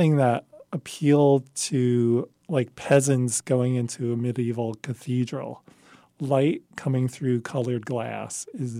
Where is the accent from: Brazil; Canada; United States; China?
United States; Pleasantville, New York; also born or lived in Manhattan, New York; I grew up in Westchester, a little town named Pleasantville.